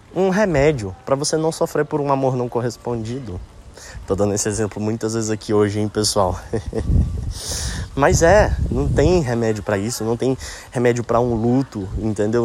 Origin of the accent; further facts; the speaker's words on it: Brasília, Federal District, Brazil; quando é que eu volto para Brasília? Que saudade da minha terra